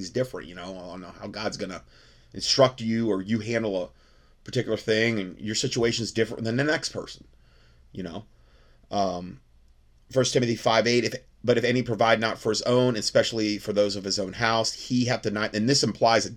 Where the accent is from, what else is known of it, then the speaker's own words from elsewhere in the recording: North Fort Myers, Florida, United States; my hometown in North Fort Myers, Florida